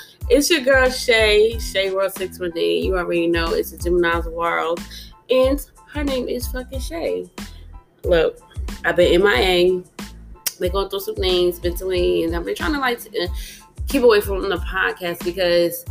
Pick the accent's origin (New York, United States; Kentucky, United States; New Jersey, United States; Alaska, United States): New Jersey, United States; I'm from Jersey